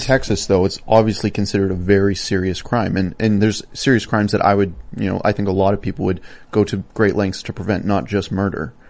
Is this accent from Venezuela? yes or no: no; Canada; I'm from Canada